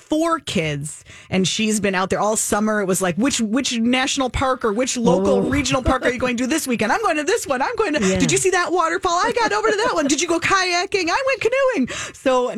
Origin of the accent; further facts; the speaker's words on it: Minnesota, United States; I have been a Minnesotan all my life